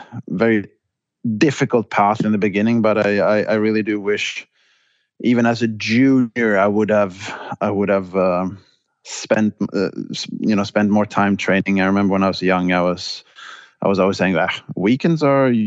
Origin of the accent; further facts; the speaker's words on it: Båstad, Skåne, Sweden; moved away as an adult; also born or lived in Stockholm / London; I grew up in Båstad